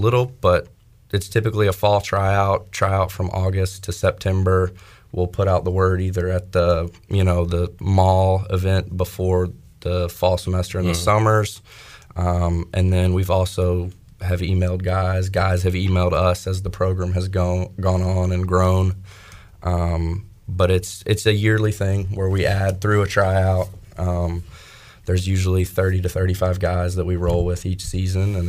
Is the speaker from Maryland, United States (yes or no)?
no; Greensboro, North Carolina, United States; I grew up in the Greensboro area